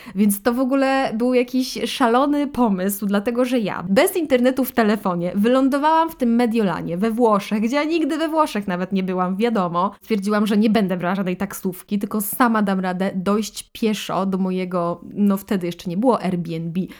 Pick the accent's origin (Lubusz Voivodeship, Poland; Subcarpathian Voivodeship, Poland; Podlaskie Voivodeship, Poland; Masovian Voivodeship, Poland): Subcarpathian Voivodeship, Poland; Podkarpacie; moved away as an adult; also born or lived in Russia (family origin); Osiedliśmy na stałe w Polsce, na Podkarpaciu